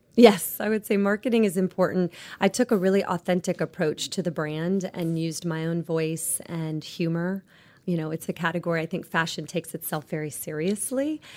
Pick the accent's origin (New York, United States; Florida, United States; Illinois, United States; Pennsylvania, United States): Florida, United States; Clearwater; I grew up on Clearwater Beach